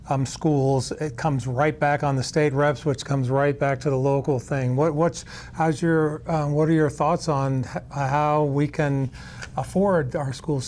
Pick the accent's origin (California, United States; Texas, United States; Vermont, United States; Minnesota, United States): Vermont, United States; Winooski; I'm from Winooski as well